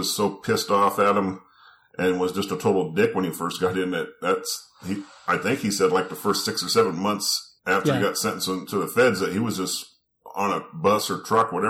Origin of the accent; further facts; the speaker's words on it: near Sheridan, Oregon, United States; I'm not from Sheridan, no. I was from a town just a few miles away.